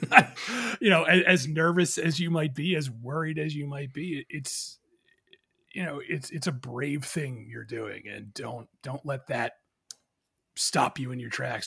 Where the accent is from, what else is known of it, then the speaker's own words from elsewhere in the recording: New Jersey, United States; also born or lived in Philadelphia, Pennsylvania; I moved from Philadelphia to New Jersey when I was a kid